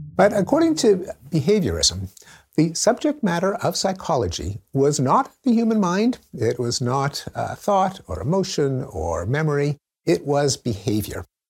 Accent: Montreal, Quebec, Canada; I grew up in Montreal, in the English-speaking community

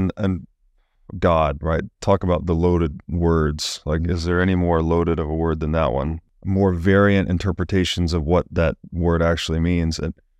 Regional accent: the South, United States; growing up in the South

